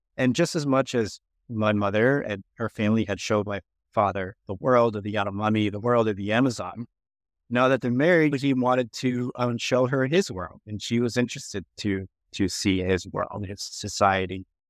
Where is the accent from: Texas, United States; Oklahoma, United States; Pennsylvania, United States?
Pennsylvania, United States; Philadelphia; when my mom arrived in, in United States, I was born shortly after in Philadelphia.